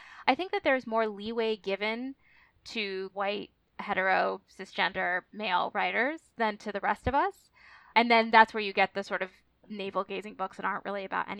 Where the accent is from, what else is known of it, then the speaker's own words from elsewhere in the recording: Minnesota, United States; also born or lived in India; I was born in Minnesota.